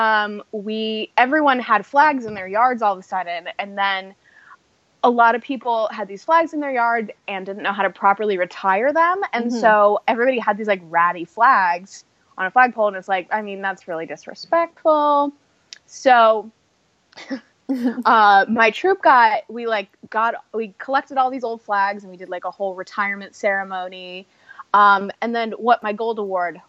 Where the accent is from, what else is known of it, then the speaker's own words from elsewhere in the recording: Ohio, United States; moved away as an adult; also born or lived in Dayton, Ohio; now in Los Angeles, United States; I'm from Ohio.